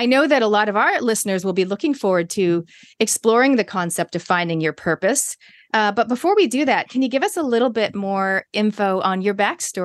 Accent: Toronto, Ontario, Canada; moved away; When I was growing up in Canada with me and my three sisters in Toronto

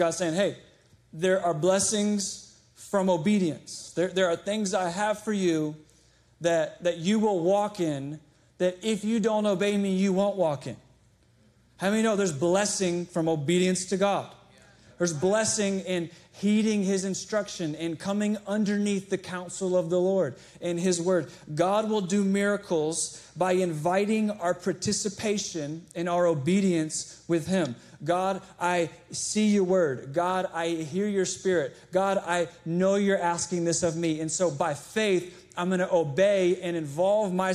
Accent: Chesterfield, Virginia, United States; I grew up in Chesterfield.

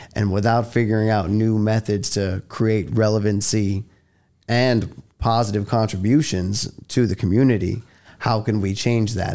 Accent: New York City, New York, United States; moved away; I was born and raised in Manhattan, New York.

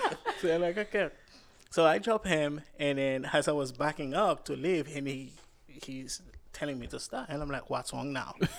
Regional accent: Cap-Haïtien, Nord, Haiti; moved away; I'm Haitian

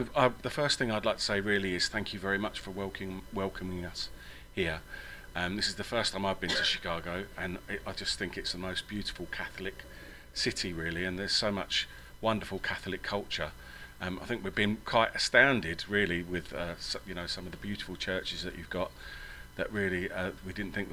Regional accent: England, United Kingdom; accent: English; also born or lived in Ireland; I went to a Jesuit grammar school in England

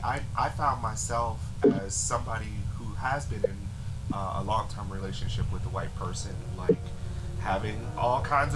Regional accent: St. Louis, Missouri, United States; now in Washington, D.C., United States; We both live in D.C. now, but I'm from St. Louis.

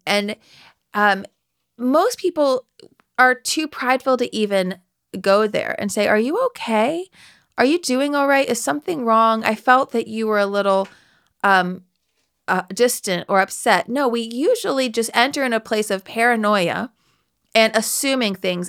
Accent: West Virginia, United States; I'm from West Virginia

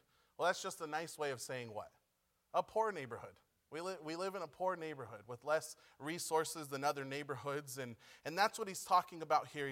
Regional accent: Pomona, California, United States; moved away as an adult; now in Chile; we're from Pomona

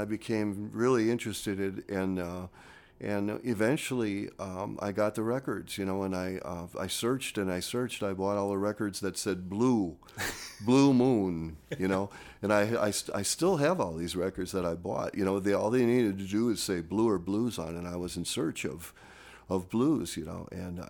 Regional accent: Green Bay, Wisconsin, United States; growing up in Green Bay, Wisconsin, I mean, it might have been just everywhere that the guitars were just harder to find.

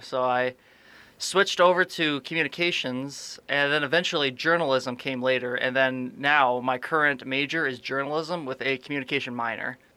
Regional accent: Aberdeen, South Dakota, United States; I am from Aberdeen, South Dakota, a little northeast town

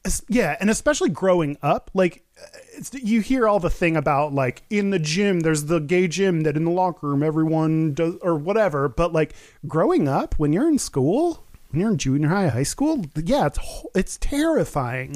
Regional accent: Texas, United States; growing up in Texas

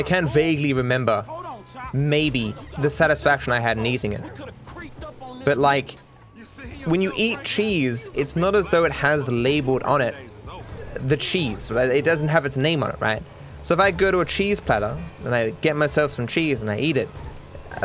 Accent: Australia; they thought I was from Austria rather than from Australia

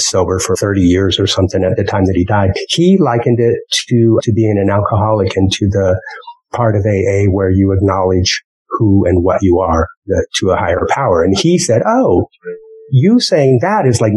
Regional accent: Wyoming, United States; moved away; the whole time as a kid growing up in Wyoming

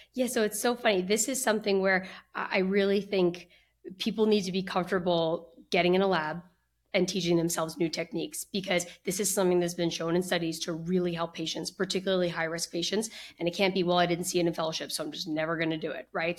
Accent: New Jersey, United States; also born or lived in Boston / Philadelphia; I grew up in New Jersey, where I currently practice now

